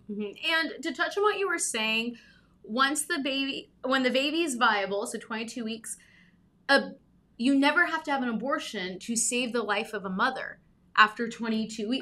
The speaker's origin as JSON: {"language": "English", "region": "Southern California", "country": "United States", "tie": "born or raised there", "said": "I grew up in Southern California"}